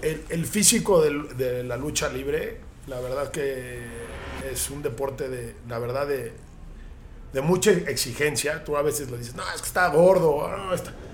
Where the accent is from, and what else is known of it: Mexico